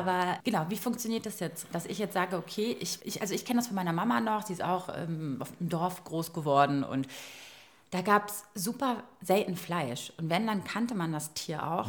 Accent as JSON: {"language": "German", "country": "Croatia", "moved": "yes", "lives_now": "Berlin, Germany", "said": "Bei uns in Kroatien"}